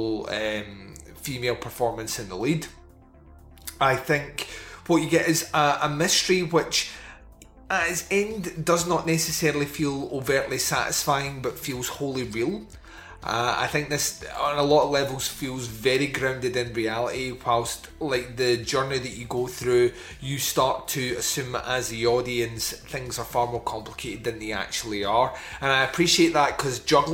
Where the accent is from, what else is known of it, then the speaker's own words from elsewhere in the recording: Scotland, United Kingdom; I'm Scottish